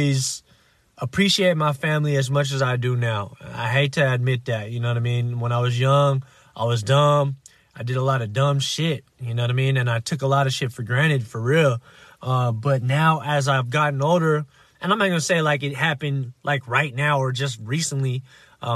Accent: United States; I was born here in the States

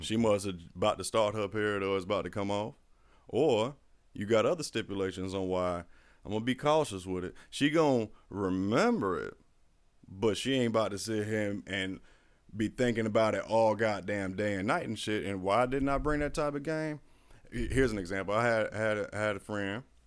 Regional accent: Florida, United States; I'm a Florida boy, too. I was raised in Florida. Wasn't born here. I was raised here.

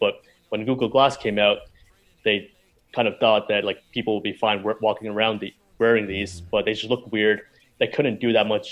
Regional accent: Princeton, New Jersey, United States; also born or lived in Philadelphia; I grew up around New York, in Princeton, New Jersey, dirty Jersey.

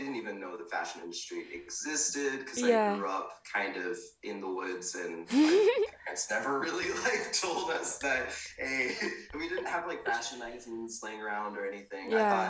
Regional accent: Pacific Northwest, United States; now in Austin, United States; I grew up in the Pacific Northwest, moved around quite a bit, and yeah, it's been a wild ride.

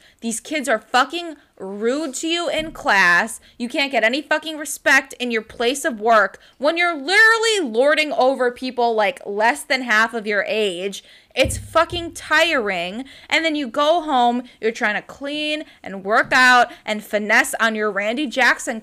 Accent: Scotland, United Kingdom; I'm Scottish

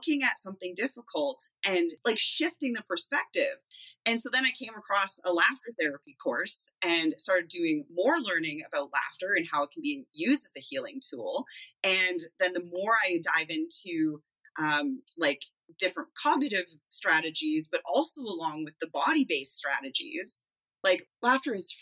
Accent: Manitoba, Canada; now in Kelowna, Canada; I'm originally a Manitoban.

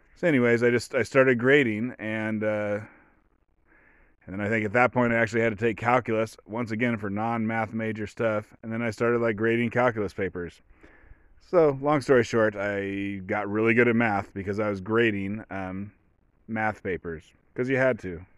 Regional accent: Oregon, United States; I come from Oregon. I was raised by hippies without electricity.

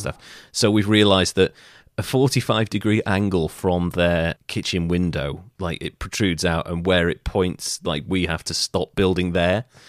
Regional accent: Wales, United Kingdom; I'm Welsh

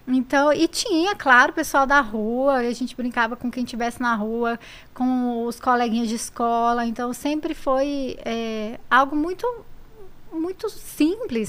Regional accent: Inhumas, Goiás, Brazil; accent: Goiás; moved away as an adult; also born or lived in Brasília; eu sou de lá, de Goiás, do, do Goiás.

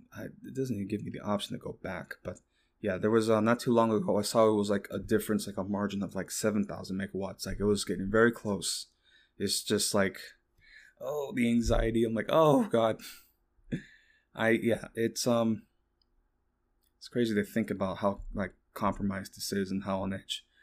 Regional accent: Texas, United States; me being a Texan

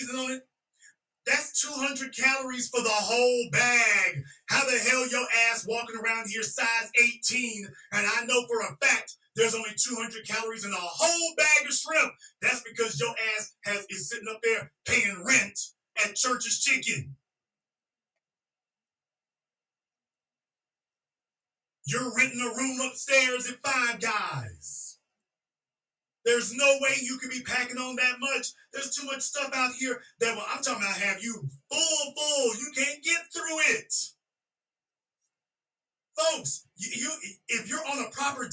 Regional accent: Louisiana, United States; I'm from Louisiana

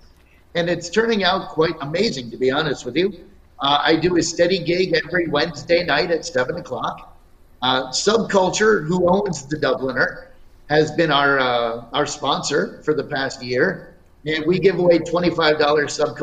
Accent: Scotland, United Kingdom; I'm Scottish

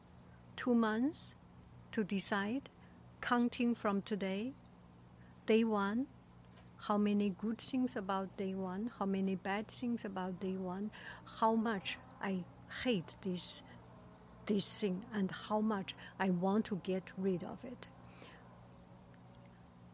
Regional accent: China; moved away; I am from China

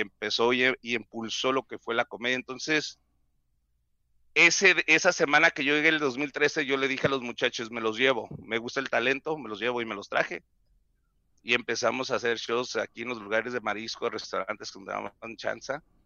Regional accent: Mexicali, Baja California, Mexico; accent: pocho; Spanish is a second language; yo soy de Mexicali

